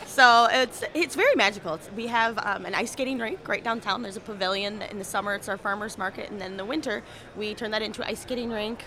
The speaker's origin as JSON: {"language": "English", "town": "South Haven", "region": "Michigan", "country": "United States", "tie": "born or raised there", "said": "I was practically born and raised in South Haven"}